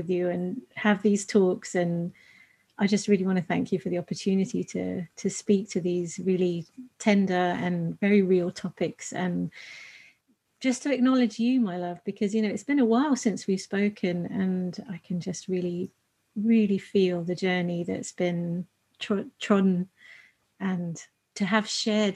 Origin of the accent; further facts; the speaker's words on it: United Kingdom; being British Asian